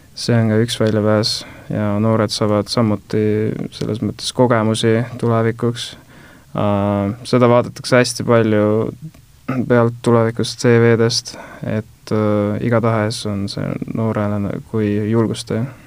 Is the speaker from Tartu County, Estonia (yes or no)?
no; Tallinn, Harju County, Estonia; ma olen pärit äh, Õismäelt